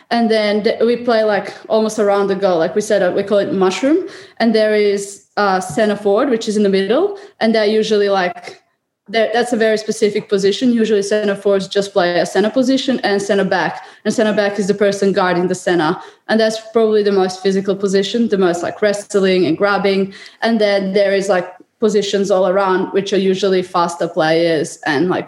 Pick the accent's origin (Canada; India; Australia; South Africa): Australia; I'm an Australian athlete selected for the 2021 Tokyo Olympic Games.